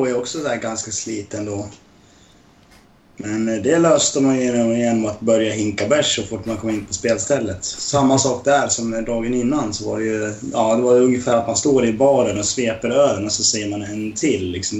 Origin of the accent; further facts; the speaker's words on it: Dalarna County, Sweden; jag är från Dalarna.